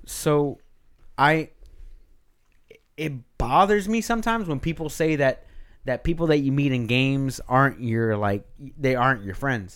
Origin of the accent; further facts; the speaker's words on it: Texas, United States; I'm from Texas too